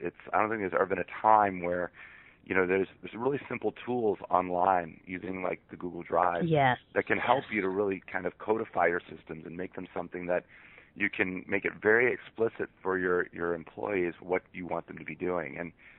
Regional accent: Monroe, Michigan, United States; moved away as an adult; now in Seattle, United States; I'm originally from Monroe, Michigan, and I live in Seattle, Washington now

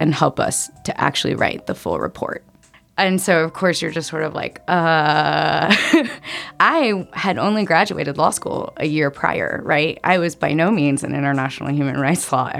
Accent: Northern Virginia, United States; growing up in Northern Virginia and the Washington, D.C. area

